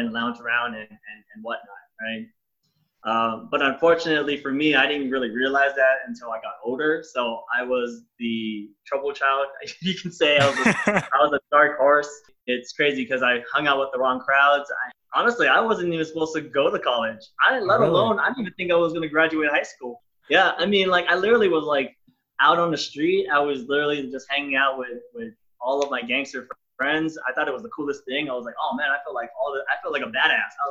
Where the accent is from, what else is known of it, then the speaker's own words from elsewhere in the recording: Los Angeles, California, United States; I grew up in downtown LA, like close to Staples Center